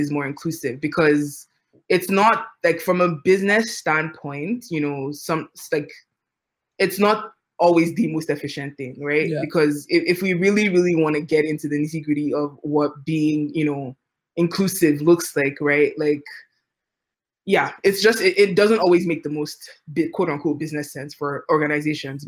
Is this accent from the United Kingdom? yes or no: no; Nigeria; moved away; I'm an immigrant, right? So, like, I grew up in Nigeria